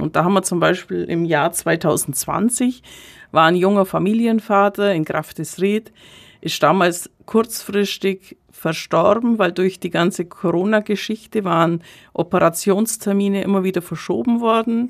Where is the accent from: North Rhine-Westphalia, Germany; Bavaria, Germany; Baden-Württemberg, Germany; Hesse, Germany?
Bavaria, Germany; Kaufbeuren; ich gebürtige Kaufbeurerin bin